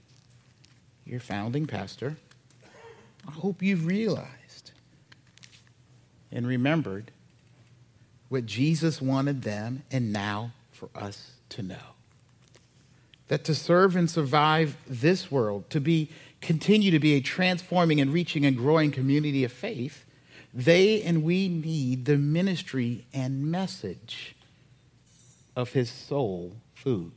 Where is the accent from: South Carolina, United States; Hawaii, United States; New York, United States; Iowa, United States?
South Carolina, United States; Charleston; I'm a black man from the low country of South Carolina. I'm from Charleston